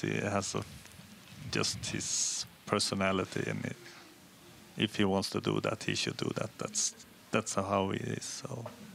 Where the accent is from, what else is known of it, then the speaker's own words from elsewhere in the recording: Hede, Jämtland, Sweden; I'm from Hede, and it's one of the only ski jumping hills in Sweden